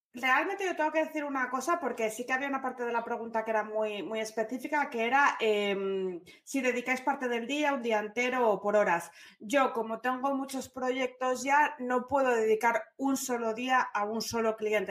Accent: Gijón, Asturias, Spain; moved away; Nací en Gijón

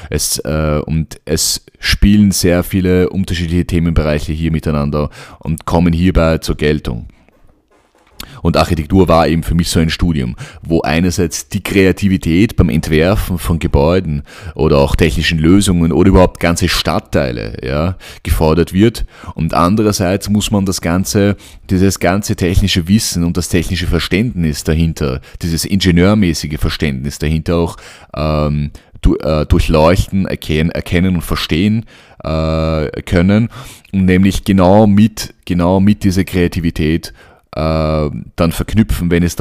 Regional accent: Vienna, Austria; also born or lived in Cairo, Egypt; Äh, ich bin in Wien aufgewachsen. Ähm, als Sohn ägyptischer Eltern, habe in Wien, äh, bin in Wien zur Schule gegangen, aufgewachsen, in Kairo geboren

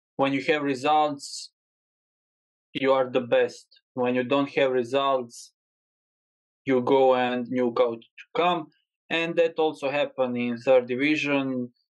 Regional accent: Split, Split-Dalmatia County, Croatia; moved away as an adult; also born or lived in Saudi Arabia; I start to work in one small fitness in my hometown in Split in Croatia

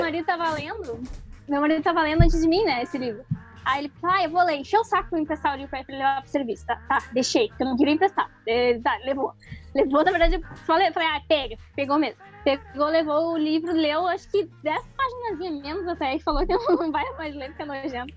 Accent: Canoas, Rio Grande do Sul, Brazil; estou de Canoas, Rio Grande do Sul

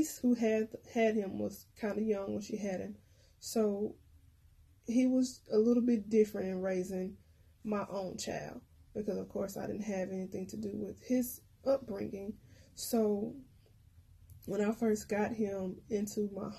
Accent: Pine Bluff, Arkansas, United States; when I was a little girl growing up in Pine Bluff

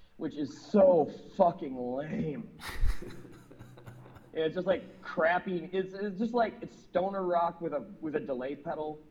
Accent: Minneapolis, Minnesota, United States; moved away as an adult; I moved away from Minneapolis when I was 21

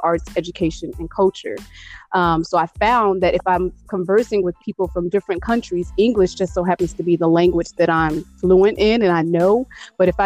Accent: East Chicago, Indiana, United States; also born or lived in Gary, Indiana / West Lafayette, Indiana; finally settled in East Chicago, Indiana. And I pretty much grew up there from the age of 8 all the way up to 18

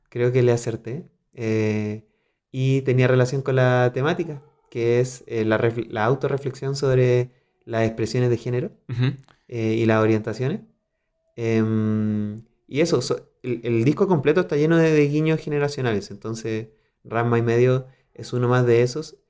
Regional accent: southern Chile, Chile; accent: Chilean; moved away as an adult; now in Mexico City, Mexico; los de … somos del sur, de Chile

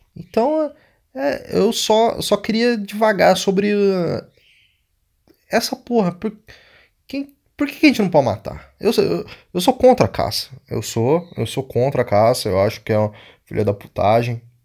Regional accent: Brazil; nunca saí do Brasil

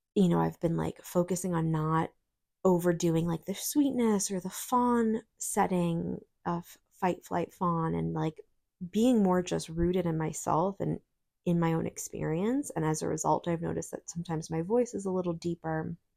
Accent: New York, United States; moved away; growing up in New York

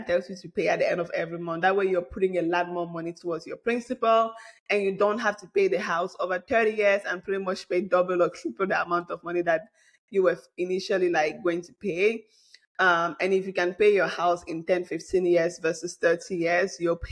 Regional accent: Bamileke from Cameroon, West, Cameroon; moved away; I'm a Bamleke from Cameroon

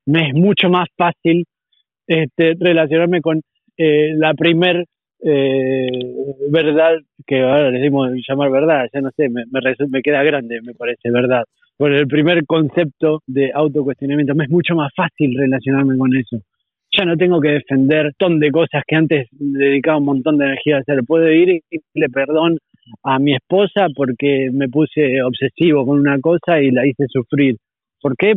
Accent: Argentina; moved away as an adult; also born or lived in Uruguay; now in Spain; Soy argentino, sí, argentino. Argentino viví hasta los 23 años en Argentina, después me fui a Uruguay

